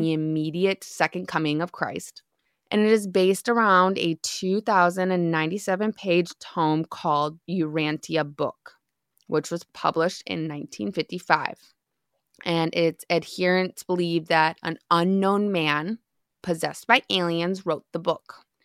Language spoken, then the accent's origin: English; Midwest, United States; moved away; I grew up in the Midwest